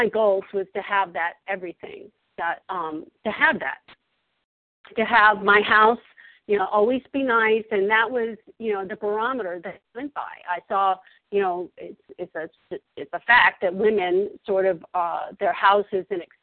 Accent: Virginia, United States; moved away as an adult; also born or lived in Colorado; I'm originally from Virginia, where I am now

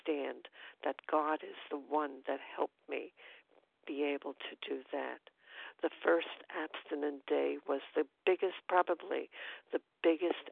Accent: New York City, New York, United States; now in upstate New York, United States; I'm from Brooklyn, New York. I'm presently upstate in New York

